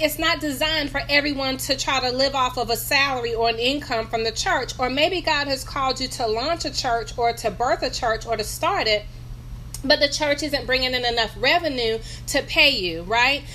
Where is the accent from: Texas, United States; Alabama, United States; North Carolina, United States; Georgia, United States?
North Carolina, United States; I'm from North Carolina, in case you hear my accent.